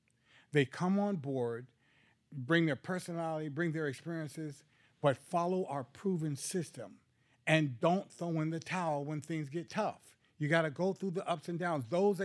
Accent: Hollis, New York, United States; now in California, United States; Well, I've been in California for quite a few years now, but I was originally from Hollis, Jamaica, Queens, New York.

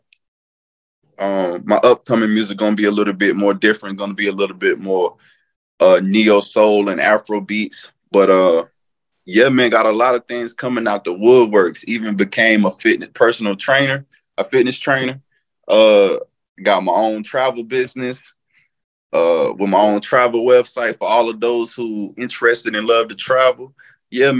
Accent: North Carolina, United States; moved away; I'm originally from North Carolina. Lived all over. You can just probably pretty much say the state is my home.

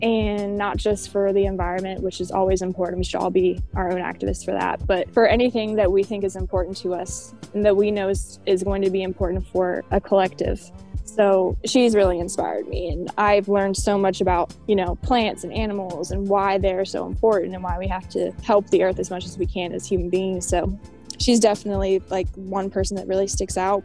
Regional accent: Roanoke, Virginia, United States; moved away as an adult; now in Charlotte, United States; I am originally from Roanoke, Virginia. I was not born there, but I spent most of my life living there.

